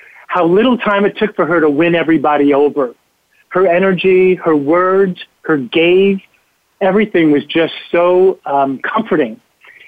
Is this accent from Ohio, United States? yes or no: no; New York City, New York, United States; I grew up in New York City in the 50s, and everybody was a mentor